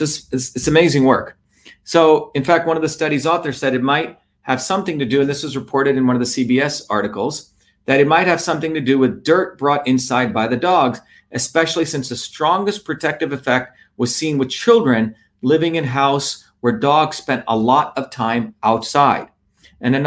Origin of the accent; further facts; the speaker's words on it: Mumbai, Maharashtra, India; now in United States; I grew up in Bombay, and in the village I grew up, we played in dirt. We were always outside. When I came to the United States